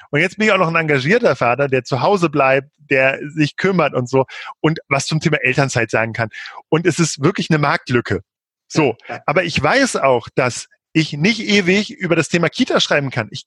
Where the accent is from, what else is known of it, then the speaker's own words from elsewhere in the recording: Peine, Lower Saxony, Germany; ich bin quasi in der Nähe von äh, zwischen Hannover und Braunschweig in Peine aufgewachsen.